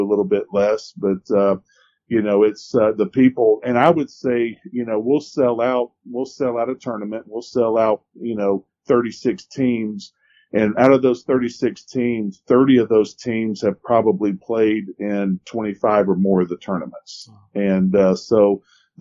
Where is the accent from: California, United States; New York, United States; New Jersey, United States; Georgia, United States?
Georgia, United States; Ellijay; actually I grew up in Ellijay